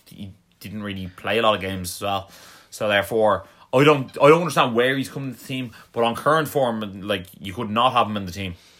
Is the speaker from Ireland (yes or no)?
yes; Ireland; we're from Ireland